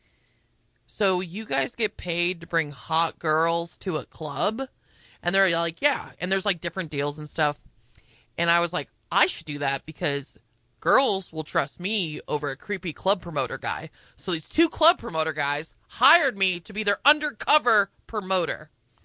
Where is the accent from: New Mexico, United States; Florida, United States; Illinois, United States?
New Mexico, United States; Albuquerque; I grew up in Albuquerque